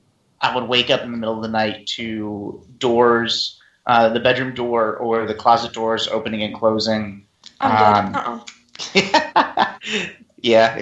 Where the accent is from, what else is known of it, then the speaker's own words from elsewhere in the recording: Virginia, United States; also born or lived in Pennsylvania; we moved from Pennsylvania to Virginia, brand new house